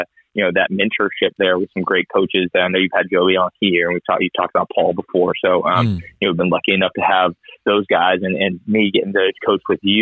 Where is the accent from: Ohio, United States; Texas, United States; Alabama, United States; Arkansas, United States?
Ohio, United States; moved away as an adult; also born or lived in Columbia, South Carolina; now in South Carolina, United States; I'm originally from Ohio, but I moved to Carolina, where we met in Columbia, to go to the University of South Carolina for graduate school